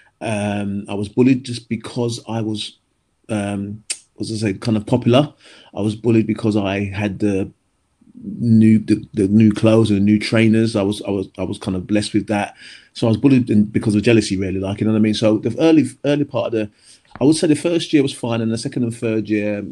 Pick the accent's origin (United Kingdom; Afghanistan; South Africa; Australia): United Kingdom; London; also born or lived in Forest Hill; now in Sidcup, United Kingdom; I grew up in New Cross, right around the corner from the Millwall Football Club, which is the Den